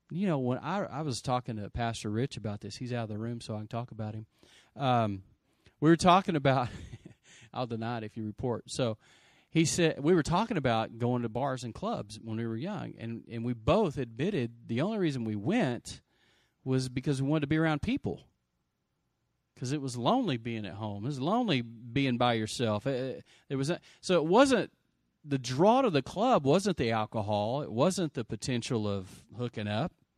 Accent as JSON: {"language": "English", "town": "Lubbock", "region": "Texas", "country": "United States", "tie": "born or raised there", "said": "I grew up in Lubbock, Texas"}